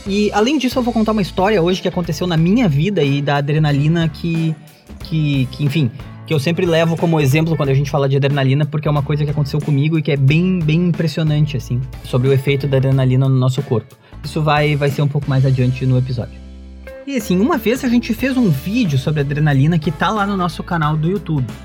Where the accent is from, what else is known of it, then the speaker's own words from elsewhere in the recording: Porto Alegre, Rio Grande do Sul, Brazil; a gente é aqui de Porto Alegre